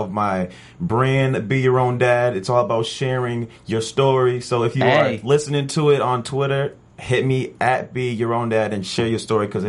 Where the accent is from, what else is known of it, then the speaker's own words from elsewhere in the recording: Sacramento, California, United States; From Sacramento.